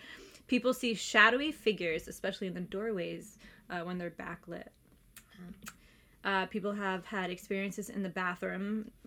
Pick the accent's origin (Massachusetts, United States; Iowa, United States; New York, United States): Massachusetts, United States; moved away; I'm from Massachusetts